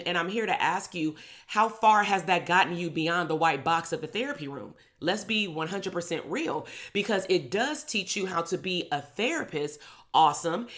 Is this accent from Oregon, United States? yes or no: no; Compton, California, United States; "Where are you from? Where did you grow up at?" And I would say, "Compton."